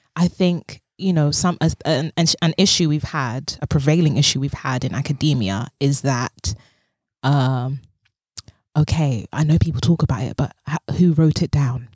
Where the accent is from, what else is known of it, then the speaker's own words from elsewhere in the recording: London, United Kingdom; I speak as a black woman of West African descent who was born and raised in London